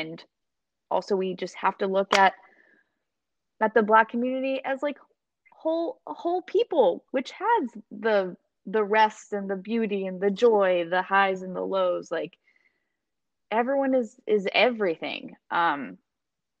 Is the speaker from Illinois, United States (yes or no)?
no; Maryland, United States; I grew up with in Maryland